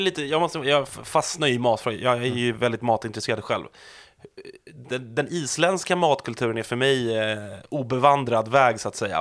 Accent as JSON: {"language": "Swedish", "country": "Sweden", "said": "som svensk"}